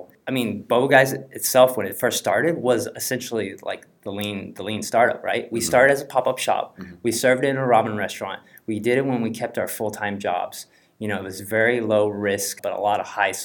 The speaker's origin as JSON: {"language": "English", "region": "Texas", "country": "United States", "tie": "born or raised there", "also_born_or_lived": "Taiwan", "said": "I was born in Taiwan and came to the U.S. when I was two. We landed in Texas, very small town."}